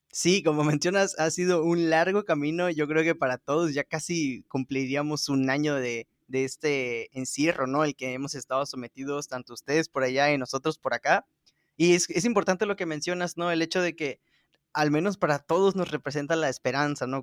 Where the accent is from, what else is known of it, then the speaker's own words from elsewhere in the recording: Veracruz, Mexico; yo que soy de Veracruz